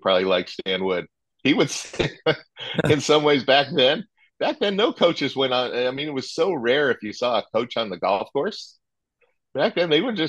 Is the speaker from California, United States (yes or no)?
yes; San Diego, California, United States; I grew up in San Diego